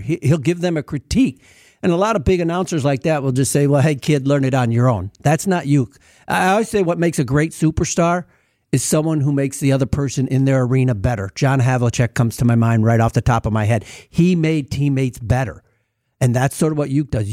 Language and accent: English; Milwaukee, Wisconsin, United States; moved away as an adult; also born or lived in Texas; I grew up in Milwaukee, but then I moved to Texas and lived in Texas for a little bit and worked down there. And then I came back to Milwaukee